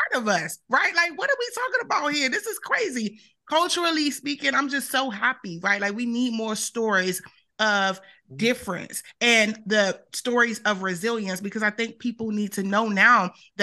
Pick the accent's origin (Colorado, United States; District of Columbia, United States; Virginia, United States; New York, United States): District of Columbia, United States; Washington; I'm from Washington, D.C., and so, you know, home, that's my home.